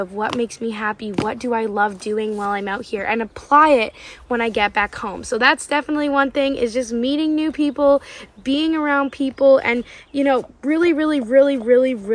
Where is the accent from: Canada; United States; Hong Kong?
Canada; I'm from Canada too.